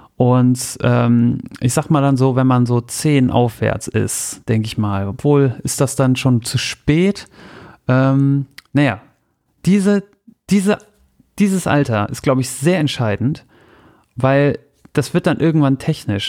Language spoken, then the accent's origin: German; Soltau, Lower Saxony, Germany; Bei mir zu Hause in Soltau